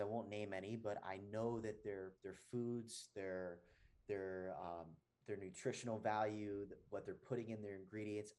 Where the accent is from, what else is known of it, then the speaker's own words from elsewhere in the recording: New Jersey, United States; moved away as an adult; also born or lived in San Diego, California / Venice Beach, California; now in Atlanta, United States; I was born and raised in New Jersey, and I moved to California